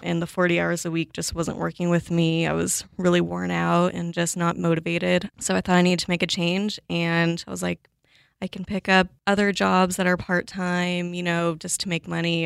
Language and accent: English; Los Angeles, California, United States; moved away as an adult; also born or lived in Pullman, Washington; now in Seattle, United States; I grew up in Los Angeles, kind of in a suburb surrounding L A. I lived there, sorry, my whole life until I was eighteen